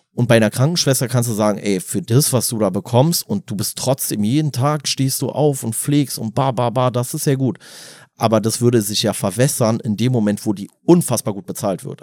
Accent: Germany; als Deutscher

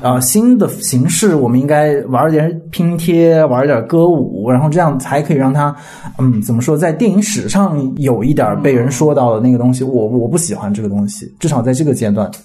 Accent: China; 我们中国人

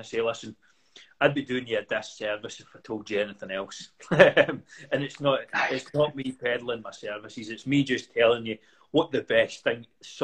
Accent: Kilbirnie, Scotland, United Kingdom; I'm from Coburnie

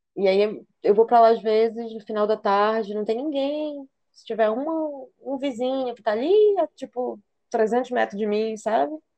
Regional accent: Belém, Pará, Brazil; moved away as an adult; also born or lived in Porto; now in Maranhão, Brazil; eu também, belenense

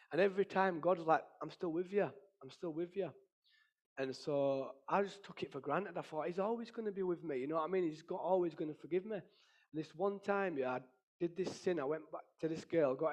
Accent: Ireland; Because obviously, being Irish and that, we drink and fight, that's what we do.

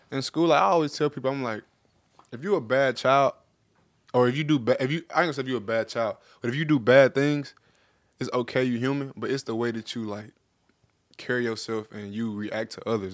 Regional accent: Memphis, Tennessee, United States; moved away as an adult; growing up in Memphis

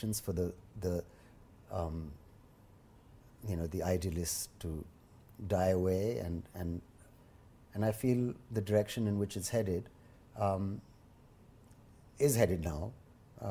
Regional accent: India; me as an Indian

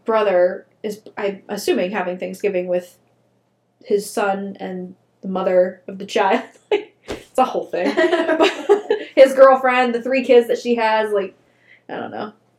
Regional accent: United States; moved away; my hometown was real close to Pittsburgh

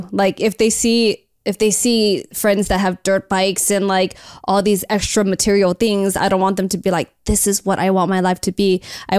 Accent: El Monte, California, United States; I grew up in El Monte. I like literally have been growing up in the hood my whole life.

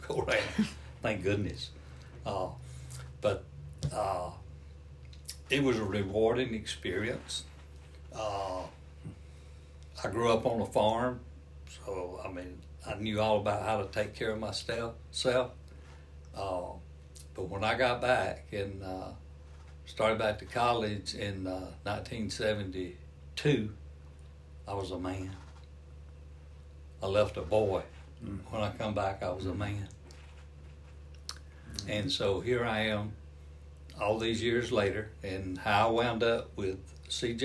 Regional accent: Georgia, United States; accent: Southern; I'm from Georgia

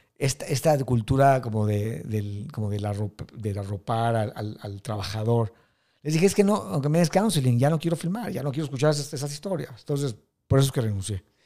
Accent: Mexico City, Mexico; also born or lived in New York; yo soy un judío mexicano del Colegio Hebreo Tarbut

